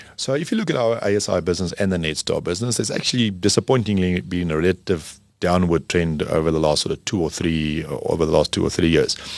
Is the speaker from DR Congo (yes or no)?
no; South Africa; as a South African